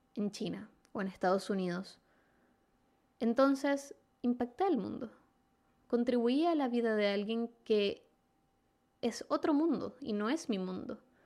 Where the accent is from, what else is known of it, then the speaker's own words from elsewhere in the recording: Venezuela; moved away as an adult; now in Chile; soy venezolana, resido en Chile desde hace 5 años y medio